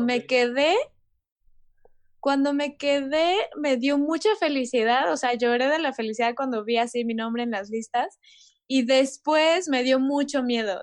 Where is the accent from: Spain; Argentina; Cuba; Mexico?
Mexico; como país, o sea, como mexicanos